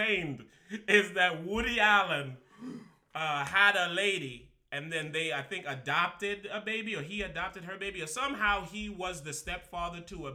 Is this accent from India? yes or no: no; Rock City, St. Thomas, U.S. Virgin Islands; I'm from Rock City, St. Thomas.